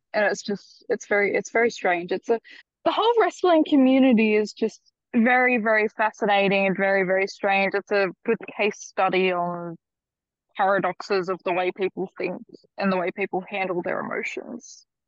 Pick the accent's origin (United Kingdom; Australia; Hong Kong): Australia; accent: Australian